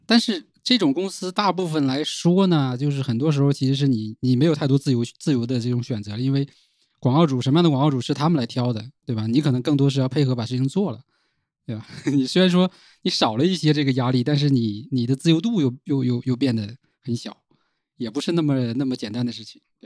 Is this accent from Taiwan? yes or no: no; Northeast China, China; now in Shenzhen, China; 在，在老家其实是很少能够了解这些东西